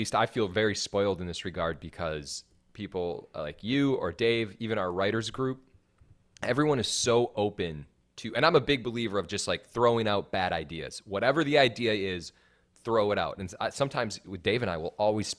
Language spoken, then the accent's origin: English; Wisconsin, United States; And the reason I feel this way is because I'm from Wisconsin. And I know what it's like growing up in a small town.